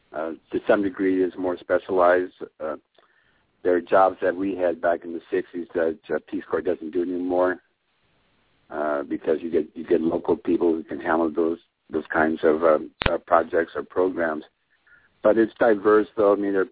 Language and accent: English; Seattle, Washington, United States; moved away; I grew up in Seattle.